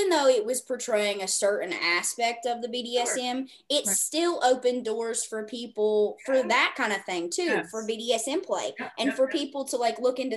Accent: the South, United States; I'm from the South

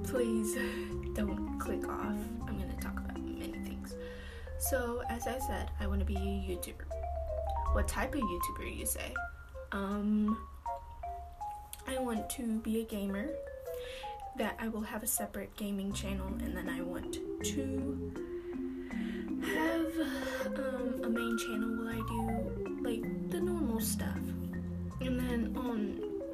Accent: Alaska, United States; I was born in Alaska

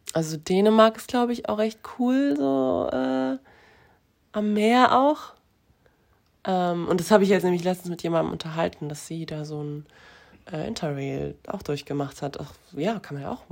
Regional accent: near Frankfurt, Hesse, Germany; now in Cologne, Germany; ich komme ja aus der Nähe von Frankfurt

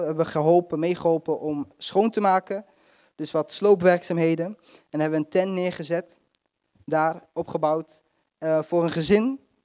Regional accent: Netherlands; wij zijn, komen uit Nederland

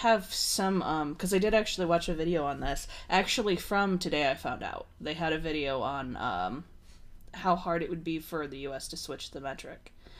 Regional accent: United States; also born or lived in Edwardsburg, Michigan

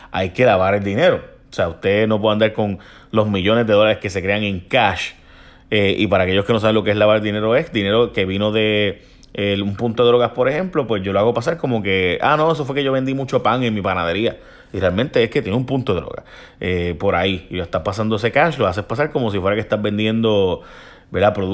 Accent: Mayagüez, Puerto Rico; pero es que no tengo que ver con eso porque son las de San Juan, yo soy de Mayagüez y la de Ponce no tiene que ver con eso.

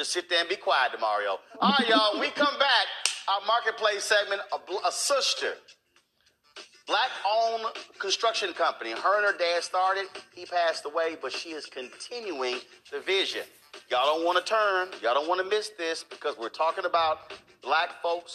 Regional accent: Houston, Texas, United States; I'm born and raised there

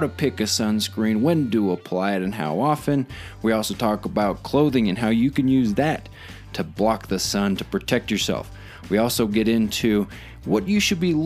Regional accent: Arizona, United States; now in San Luis Valley, Colorado, United States; growing up in Arizona, out in the sun all the time, moving to Colorado

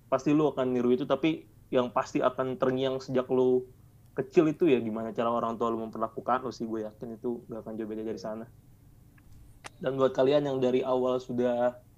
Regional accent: Jakarta, Indonesia; Gue sama Peta sama-sama KTP Jakarta soalnya. Oh, Ya, Jadi gue orang Jakarta.

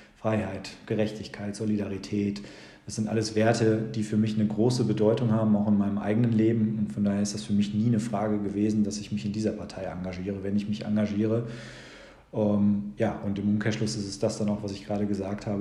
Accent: Lüdenscheid, North Rhine-Westphalia, Germany; also born or lived in Bochum; gebürtiger Lüdenscheider. Bin eigentlich nur für das Studium nicht in Lüdenscheid gewesen

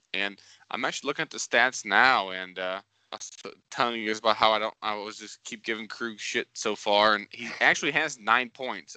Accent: St. Louis, Missouri, United States; we're all from St. Louis

